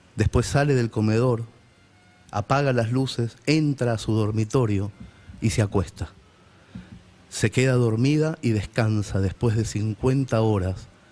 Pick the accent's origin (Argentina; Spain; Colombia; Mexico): Argentina; Nosotros somos argentinos